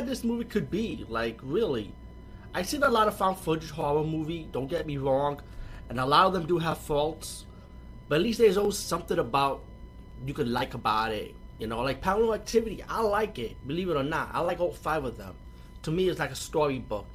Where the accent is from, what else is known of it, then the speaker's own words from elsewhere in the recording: New York, United States; I'm from New York too